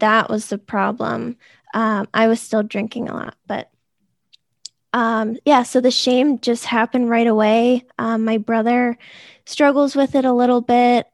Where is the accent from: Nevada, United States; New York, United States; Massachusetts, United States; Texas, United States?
Massachusetts, United States; Boston; I'm from the Boston area. I never left.